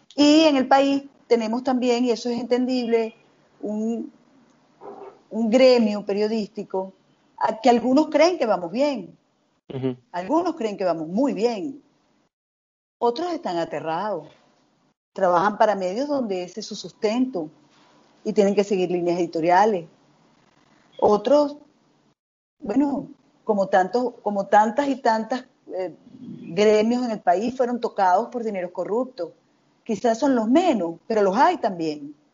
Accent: Venezuela; como venezolana por estar tan pendiente del acontecer de mi país

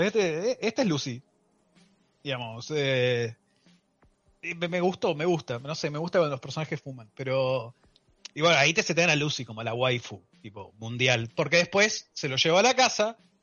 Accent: Argentina; soy un argentino

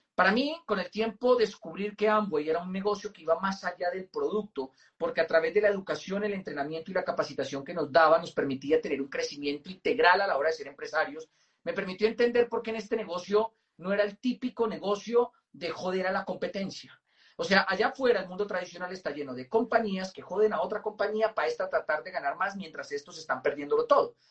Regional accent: Moniquirá, Boyacá, Colombia; yo nací en Moniquirá, Boyacá

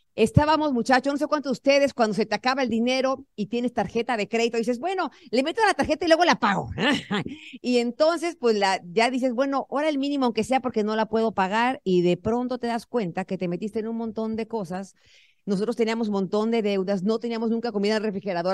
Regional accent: Tenancingo, State of Mexico, Mexico; moved away as an adult; now in United States; Tenemos que irnos a vivir al pueblo otra vez, a Tenancingo, Tenancingo, Estado de México. ¿Quién conoce mi pueblo?

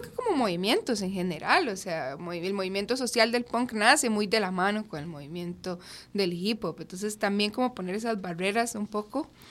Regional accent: Curridabat, San José, Costa Rica; now in Sabanilla, Costa Rica; yo nací en Curry Centro y crecí en Curry.

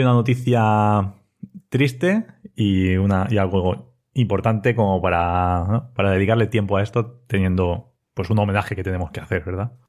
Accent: Spain; trabajo en IBI, aunque yo soy de ELLA

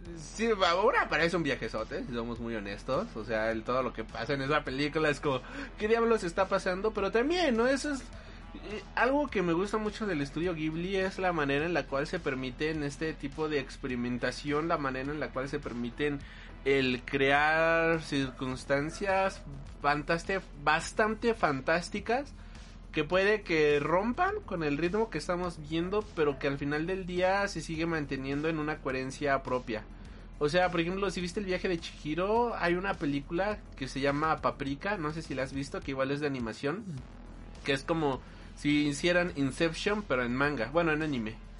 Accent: Mexico

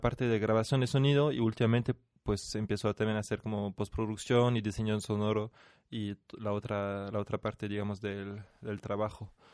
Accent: France; moved away as an adult; now in Mexico; soy de origen francés, o sea, nací en Francia y vivo en México desde hace unos años

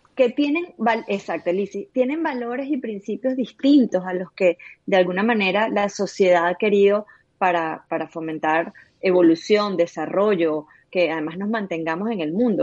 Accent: Venezuela; somos venezolanos

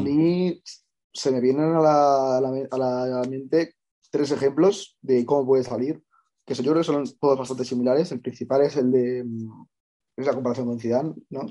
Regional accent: Madrid, Community of Madrid, Spain; soy de Madrid

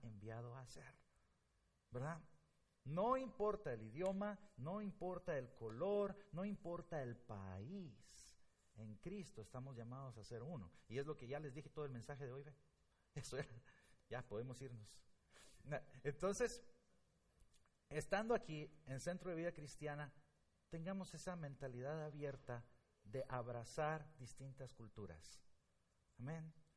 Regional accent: Guatemala; moved away as an adult; now in Blue Island, United States; Yo soy de Guatemala

